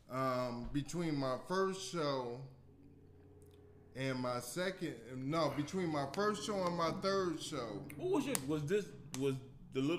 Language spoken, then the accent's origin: English; Chicago, Illinois, United States; now in Phoenix, United States; from Chicago. I'm originally from Chicago.